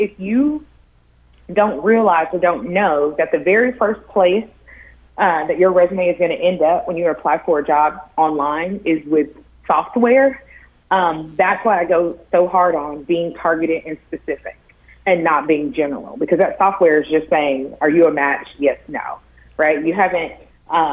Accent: Tennessee, United States; I'm from Tennessee, went to the University of Tennessee

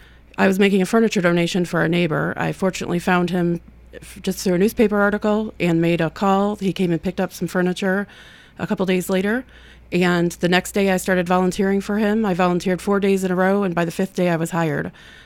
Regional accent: Toledo, Ohio, United States; now in Murfreesboro, United States; No, I'm a transplant. I came from Toledo, Ohio.

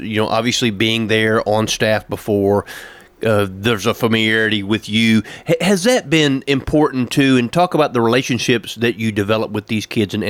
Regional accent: Tennessee, United States; I'm from the South, from Tennessee, been here all my life.

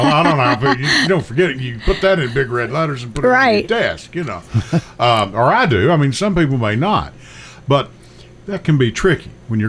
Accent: Kentucky, United States; I came from Western Kentucky, and it was right across the river from Evansville, Indiana.

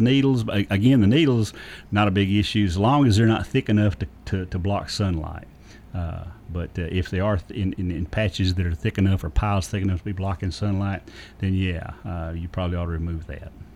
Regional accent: Lawrence County, Tennessee, United States; I grew up Lawrence County.

